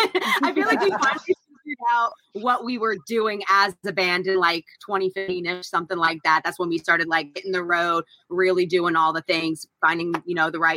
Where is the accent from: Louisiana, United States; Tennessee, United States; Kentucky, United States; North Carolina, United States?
North Carolina, United States; We are from North Carolina.